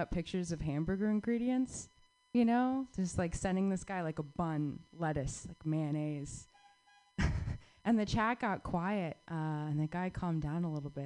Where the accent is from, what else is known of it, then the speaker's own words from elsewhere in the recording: Southwest, United States; moved away; I grew up in the Southwest